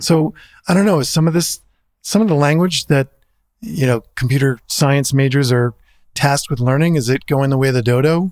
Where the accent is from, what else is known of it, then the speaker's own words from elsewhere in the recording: New Jersey, United States; I'm from New Jersey